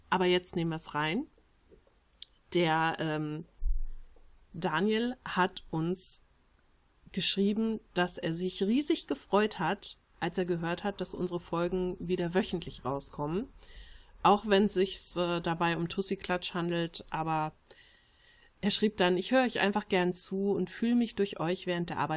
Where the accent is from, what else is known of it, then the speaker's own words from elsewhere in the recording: Switzerland; Ich fühle mich als Schweizer, aber jetzt nicht als Patriot. Ich bin aber zur Hälfte aus Slowenien und das merke ich sehr.